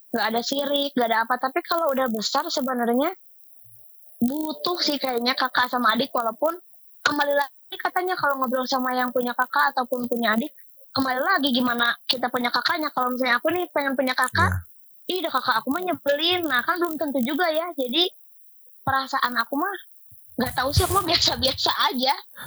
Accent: Cimahi, West Java, Indonesia; also born or lived in Kopo; Aku lahir di Cimahi, tinggal di Kopo, rumah di Cibide.

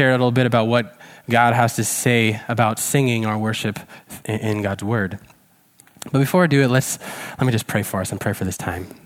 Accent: Czechia; some of you may know that I grew up in Czech Republic eh, as a missionary kid. My, my parents were missionaries in Czech. They're still there in Czech Republic, in fact.

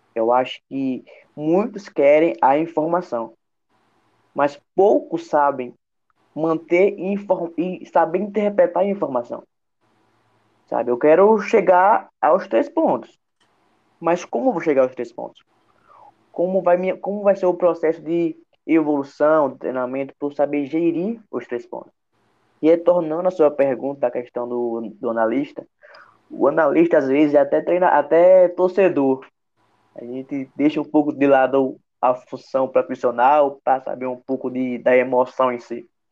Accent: Sergipe, Brazil; como sergipano

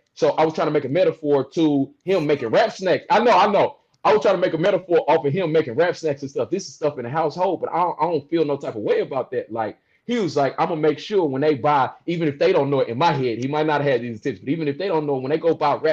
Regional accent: St. Louis, Missouri, United States; moved away as an adult; now in Illinois, United States; I'm from St. Louis, born and raised, Midwest

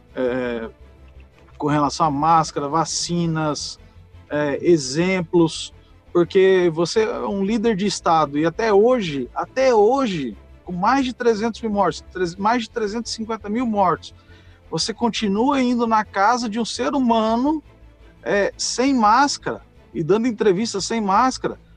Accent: Birigui, São Paulo, Brazil; Minha cidade natal chama Birigui, interior de São Paulo, tem 100 mil habitantes

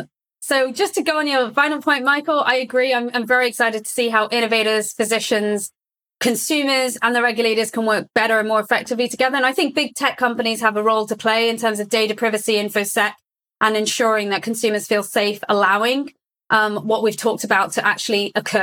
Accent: Saudi Arabia; I grew up in Saudi Arabia, for example. My values were based on my ecosystem at the time, but since then I've lived in several different geographies.

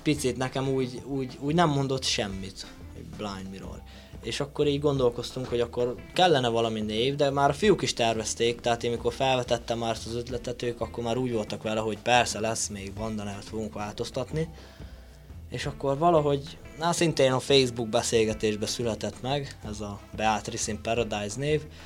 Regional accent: Sălacea, Bihor County, Romania; én onnan származom

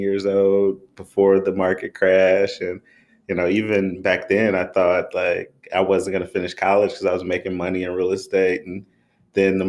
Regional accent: Detroit, Michigan, United States; also born or lived in Waco, Texas; born and raised in Detroit, Michigan

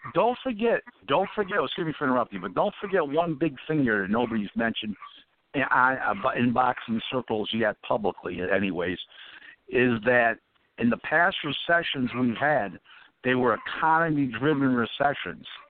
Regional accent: Buffalo, New York, United States; Buffalo, my hometown

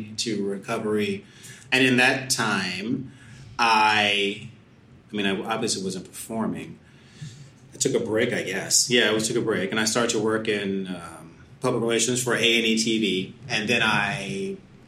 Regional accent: Hackensack, New Jersey, United States; moved away as an adult; also born or lived in Syracuse / New York; I was born in Hackensack, New Jersey. Yeah. I'll start there. I mean, yeah, that's a piece of it. I'll get back to that. But, you know, I grew up in New Jersey

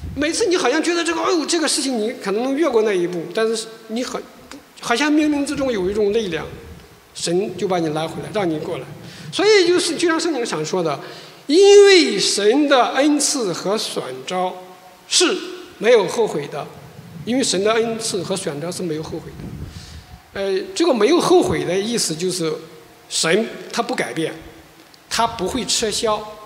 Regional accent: China; moved away as an adult; also born or lived in South Korea; 我是中国人呀，大中国

